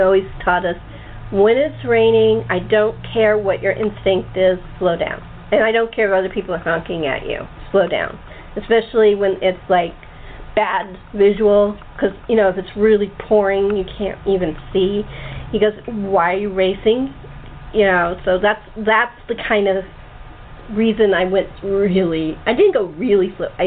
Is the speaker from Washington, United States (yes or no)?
no; California, United States; also born or lived in Chicago